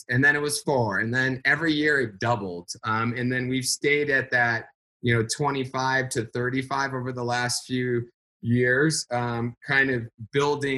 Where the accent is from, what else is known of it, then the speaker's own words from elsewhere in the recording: Phoenix, Arizona, United States; Phoenix, my hometown